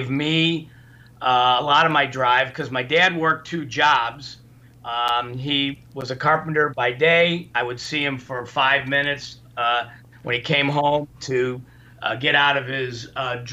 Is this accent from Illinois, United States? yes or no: yes; Highland Park, Illinois, United States; also born or lived in Indianapolis; we grew up in Ravinia back then, I mean, I was, you know, born in 55